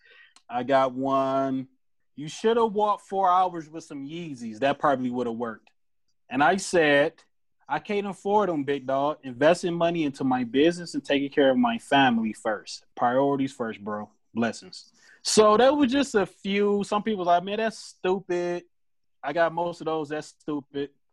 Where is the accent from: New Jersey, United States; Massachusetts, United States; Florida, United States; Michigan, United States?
Michigan, United States; Detroit; I am a designer from Detroit